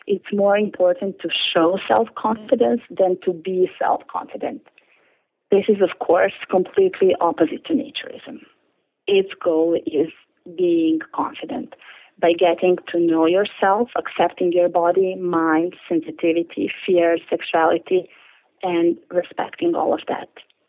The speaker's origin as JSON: {"language": "English", "region": "Belgrade", "country": "Serbia", "tie": "born or raised there", "said": "I grew up in Belgrade in Serbia, which is part of former Yugoslavia in Southeast Europe in the late 70s and 80s, at the time when naturism was flourishing on nude beaches along the beautiful Adriatic coast"}